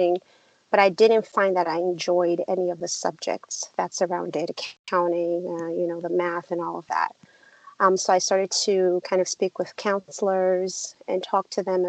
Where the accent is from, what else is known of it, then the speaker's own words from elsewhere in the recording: Nigeria; now in United States; I was born and raised in Nigeria, which is a West African country